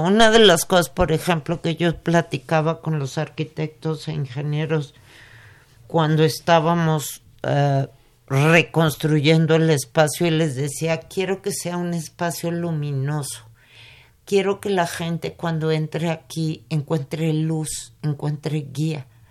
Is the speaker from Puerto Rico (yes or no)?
no; Mexico; cómo somos los mexicanos